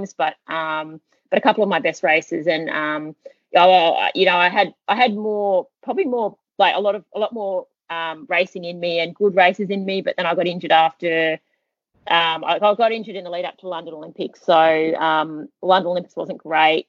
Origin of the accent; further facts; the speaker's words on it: Australia; moved away; also born or lived in Boulder, Colorado; I'm from Australia